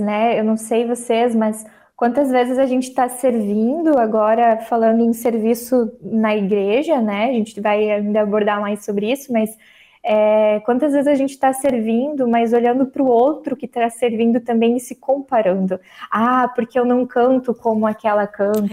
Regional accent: São Bento do Sul, Santa Catarina, Brazil; moved away as an adult; now in Timbó, Brazil; eu sou natural de São Bento do Sul, Santa Catarina

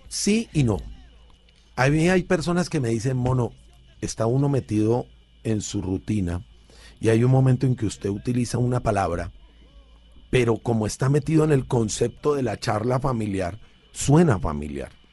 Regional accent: Cali, Valle del Cauca, Colombia; carrito de balineras que le decimos en Cali

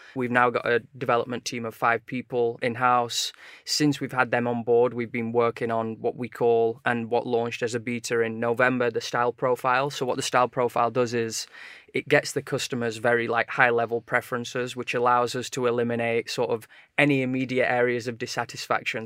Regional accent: Sheffield, Yorkshire and the Humber, United Kingdom; now in London, United Kingdom; we're both originally from Sheffield

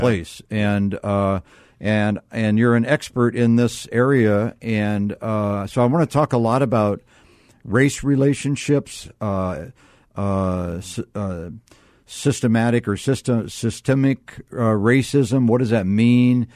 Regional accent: Akron, Ohio, United States; I was raised in Akron, Ohio

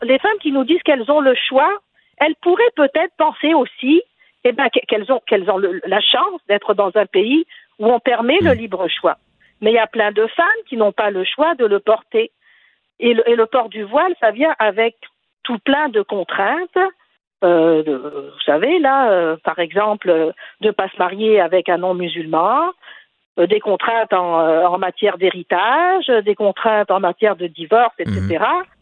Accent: Tunisia; now in Quebec, Canada; je suis tunisienne.

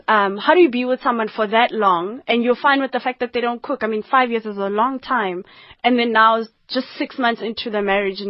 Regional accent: Polokwane, Limpopo, South Africa; now in Gauteng, South Africa; In Polokwane, a township just outside Polokwane, Mangweng, and Rampatlele for some part of my life.

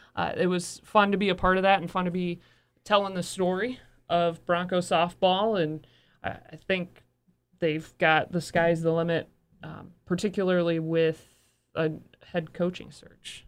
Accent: Bay City, Michigan, United States; I grew up in Bay City

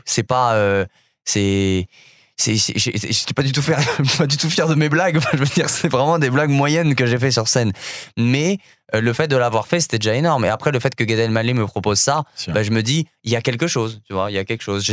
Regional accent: Paris, Île-de-France, France; moved away as an adult; also born or lived in Montreal; j'ai grandi en France, à Paris

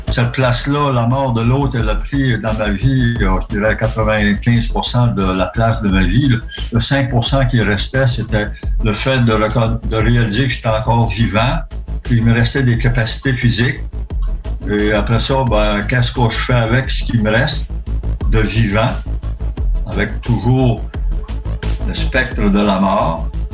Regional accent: Gaspésie, Quebec, Canada; je suis gaspésien

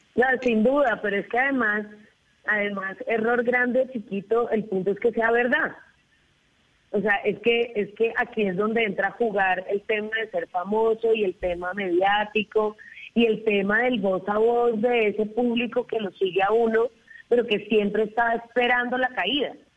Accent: Cartagena, Bolívar, Colombia; me crié en Cartagena, porque tengo familia costeña

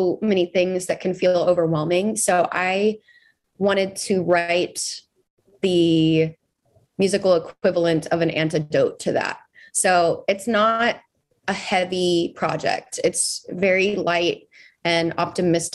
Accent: Texas, United States; as obviously a Texan

